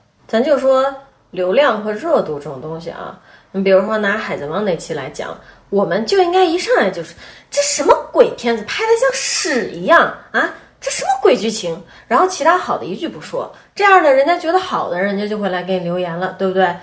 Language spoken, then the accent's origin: Chinese; China; 我们中国人